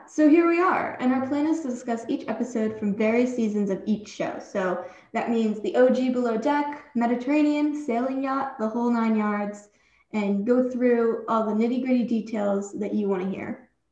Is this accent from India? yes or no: no; Long Island, New York, United States; I'm from Long Island